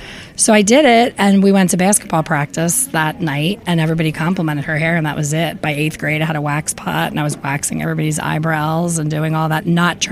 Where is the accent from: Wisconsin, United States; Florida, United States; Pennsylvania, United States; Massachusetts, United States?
Pennsylvania, United States; Philadelphia; This is my hometown, Philly.